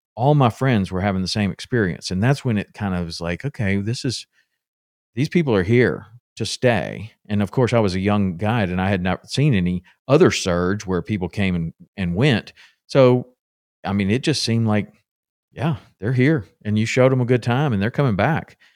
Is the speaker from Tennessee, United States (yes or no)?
yes; Tennessee, United States; my dad took me fishing a lot when I was growing up in Tennessee